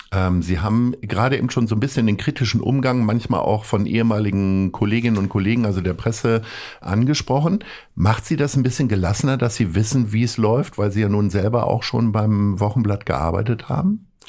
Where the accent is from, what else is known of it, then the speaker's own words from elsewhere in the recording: Vienna, Austria; now in Hamburg, Germany; Als gebürtige Wienerin